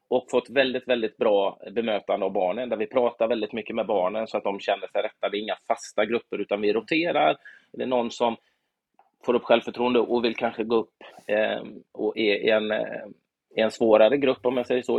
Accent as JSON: {"language": "Swedish", "town": "Gothenburg", "region": "Västra Götaland", "country": "Sweden", "tie": "born or raised there", "said": "i den lilla klubb jag växte upp i, Göteborg"}